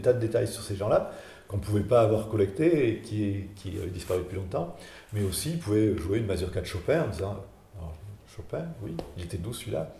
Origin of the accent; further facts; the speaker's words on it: Saint-Flour, Auvergne-Rhône-Alpes, France; moved away; also born or lived in Aurillac; je suis de Saint-Flour